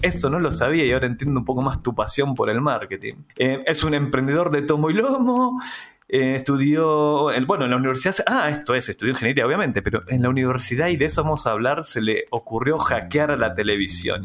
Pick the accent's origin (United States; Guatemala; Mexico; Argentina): Argentina; moved away as an adult; now in Chile; yo soy argentino, hace 17 años que vivo en Chile